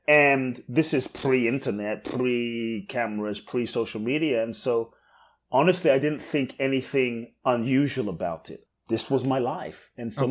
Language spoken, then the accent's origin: English; London, United Kingdom; moved away as an adult; also born or lived in Ghana / Mexico; now in United States; I grew up in London, in like the hood in London, in South wow. London.